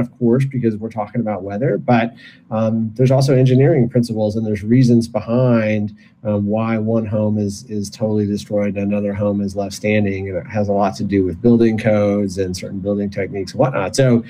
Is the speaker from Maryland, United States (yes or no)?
no; Michigan, United States; moved away as an adult; I was born and raised in Michigan